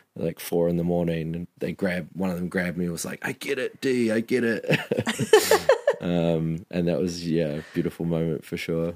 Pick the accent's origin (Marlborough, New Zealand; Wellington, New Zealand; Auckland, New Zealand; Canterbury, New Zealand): Marlborough, New Zealand; my hometown of Marlborough